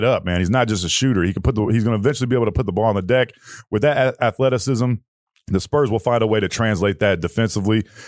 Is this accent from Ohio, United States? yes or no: yes; Ohio, United States; moved away; also born or lived in Ann Arbor, Michigan; I'm from Ohio originally